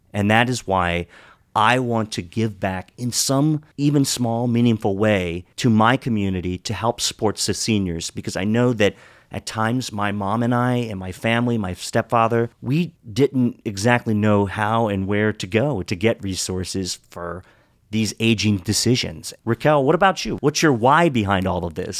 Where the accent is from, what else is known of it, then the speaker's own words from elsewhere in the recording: Western Maryland, United States; moved away as an adult; also born or lived in Pittsburgh; I grew up in Western Maryland, went to school in Pittsburgh